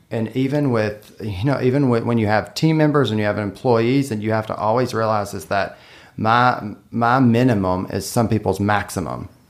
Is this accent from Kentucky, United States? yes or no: yes; Western Kentucky, United States; now in Lexington, United States; I'm from Western Kentucky